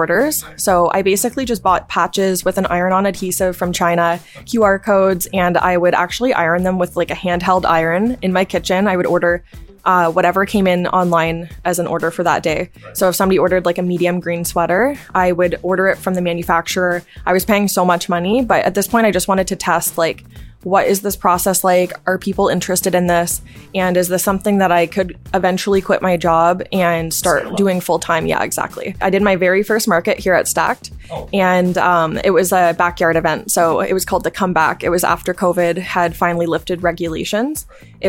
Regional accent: Sarnia, Ontario, Canada; moved away as an adult; also born or lived in Ottawa; I grew up in Sarnia, Ontario, and when I was 18, I left to Ottawa to go to fashion school

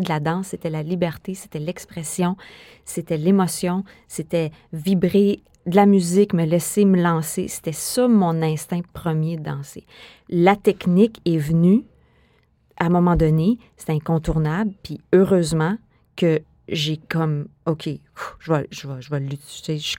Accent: Quebec City, Quebec, Canada; moi, je suis née à Québec, hein? je suis une fille de Québec

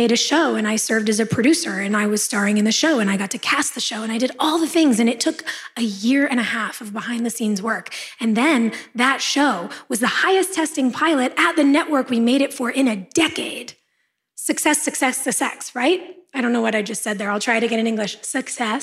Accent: Los Angeles, California, United States; born or raised there

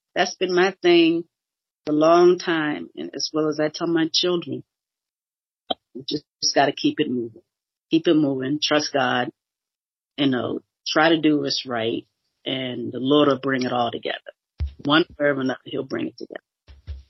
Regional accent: Boston, Massachusetts, United States; moved away as an adult; now in Cleveland, United States; I'm originally from Boston, Massachusetts, born and bred there all my life

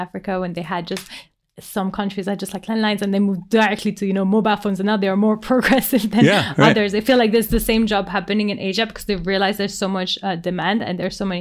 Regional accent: France; I come from France

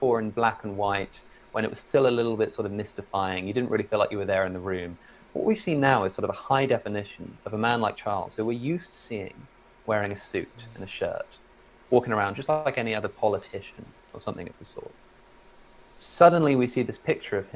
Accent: Oxford, South East England, United Kingdom; I'm from Oxford originally

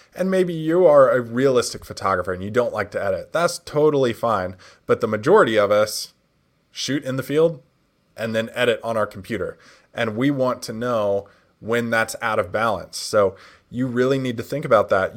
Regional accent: Nashville, Tennessee, United States; Nashville. That's my hometown where I'm from.

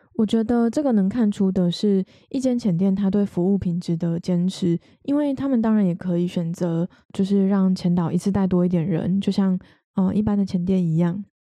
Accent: Taiwan; 我们是台湾人

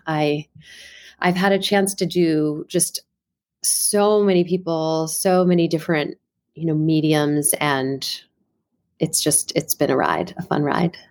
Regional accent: Washington, District of Columbia, United States; also born or lived in New York; I'm originally from the Washington, D C area

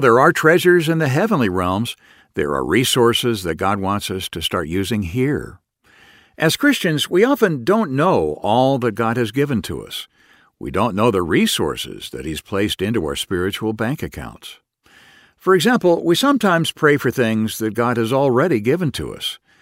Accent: United States; I still maintain my citizenship as an American

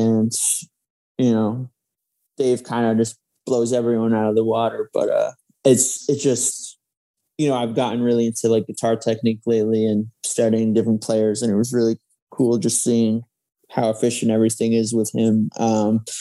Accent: West Hartford, Connecticut, United States; moved away as an adult; now in New York, United States; I was from West Hartford, Connecticut

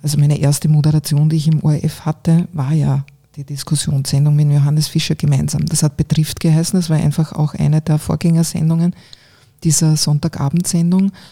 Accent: Eastern Styria, Austria; moved away as an adult; also born or lived in Graz; now in Vienna, Austria; Ich bin mhm. zwar aufgewachsen eben in einem kleinen Ort in der Oststeiermark

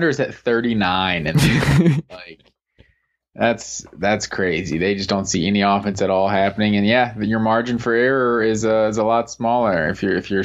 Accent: Collins Hill district, Gwinnett County, Georgia, United States; I grew up in the Collins Hill district, but then moved to North Gwinnett district

